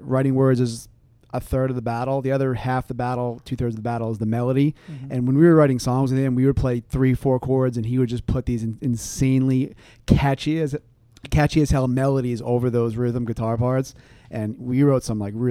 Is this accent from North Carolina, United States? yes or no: no; Lindenhurst, New York, United States; I'm from Lindenhurst.